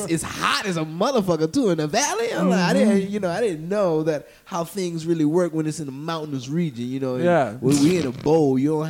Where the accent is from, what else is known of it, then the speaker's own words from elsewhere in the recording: New Orleans, Louisiana, United States; moved away; I'm a nigga from New Orleans, man.